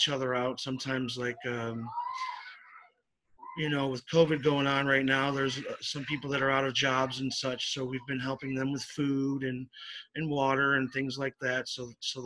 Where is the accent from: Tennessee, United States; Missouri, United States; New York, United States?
New York, United States; Syracuse; now in Florida, United States; I'm originally from upstate New York, but yes, I reside in Florida now